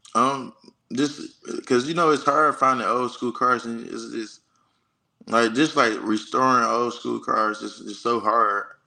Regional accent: Detroit, Michigan, United States; now in Auburn, United States; I'm from Detroit, Michigan

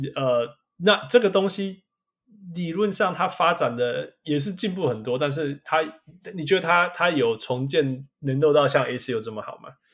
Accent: Canada; moved away; 我是加拿大来的

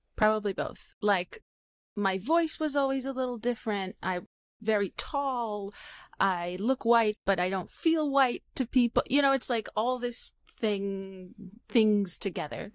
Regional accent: Israel; I'm Israeli

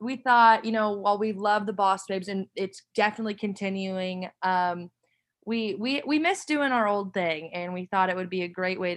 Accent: Jacksonville, Illinois, United States; moved away as an adult; now in Texas, United States; I'm from Jacksonville, Illinois

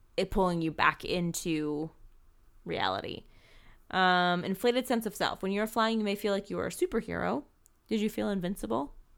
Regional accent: East Coast, United States; I grew up on the East Coast

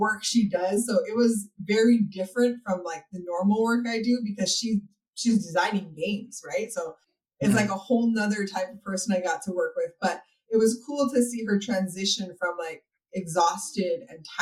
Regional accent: Hawaii, United States; moved away as an adult; now in Texas, United States; I'm actually originally from Hawaii, and that's where my business started. And then I moved out to Texas

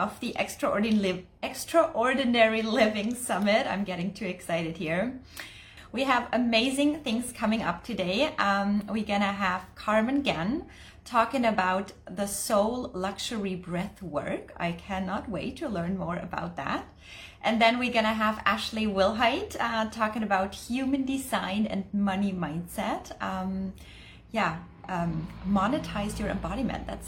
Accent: Germany; moved away; I'm originally from Germany

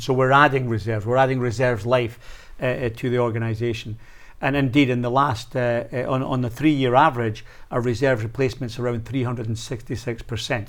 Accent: Scotland, United Kingdom; as a Scotsman

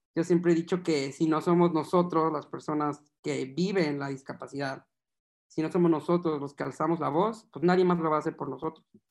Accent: Guadalajara, Jalisco, Mexico; Yo soy de Guadalajara, Jalisco

